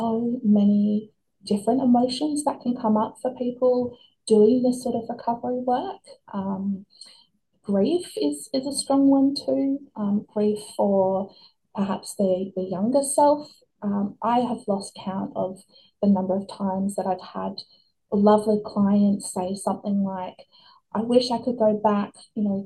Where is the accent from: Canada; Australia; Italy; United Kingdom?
Australia; kids growing up in Australia in the 90s, early 2000s